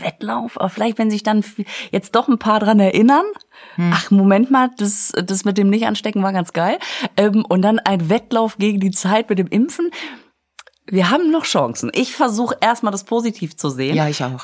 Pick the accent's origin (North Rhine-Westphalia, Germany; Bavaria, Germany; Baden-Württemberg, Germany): North Rhine-Westphalia, Germany; Münster; ich komme aus Münster